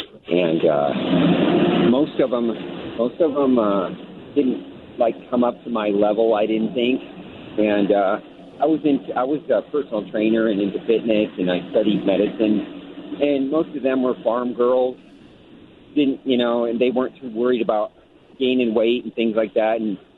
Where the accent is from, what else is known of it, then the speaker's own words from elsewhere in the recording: Nebraska, United States; now in Los Angeles, United States; I'm from Nebraska